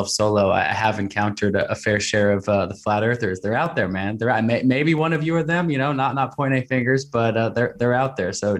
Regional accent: Portland, Oregon, United States; my hometown of Portland, Oregon

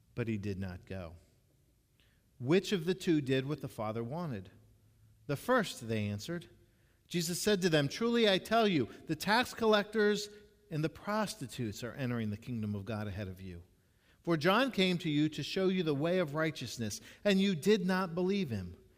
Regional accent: Jacksonville, Florida, United States; when I was growing up in Jacksonville

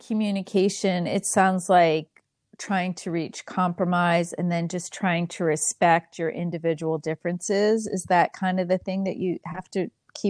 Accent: Philadelphia, Pennsylvania, United States; accent: Philadelphia; But when I go home, I start right into that Philadelphia accent. My family says, oh, Philly girl's co

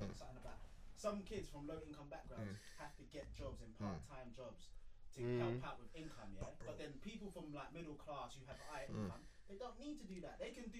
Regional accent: London, United Kingdom; But then I grew up in East, where it's predominantly white.

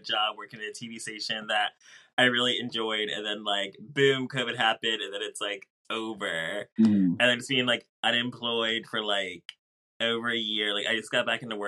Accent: Kennett Square, Pennsylvania, United States; I'm from the suburbs. I'm from Kennett Square, Pennsylvania.

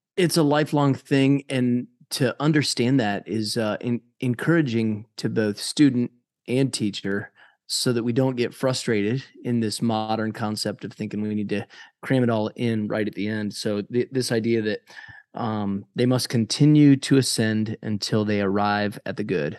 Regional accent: United States; my, uh, independence as an American

